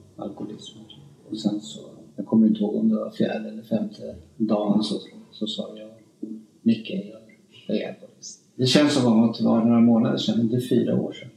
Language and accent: Swedish; Spain; moved away; also born or lived in Stockholm, Sweden; jag är ju uppvuxen i Spanien